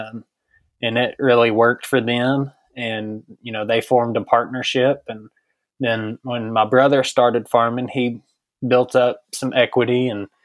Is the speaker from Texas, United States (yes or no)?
yes; Brownfield, Texas, United States; I'm from Brownfield, Texas, down in Terry County. I graduated high school in 2013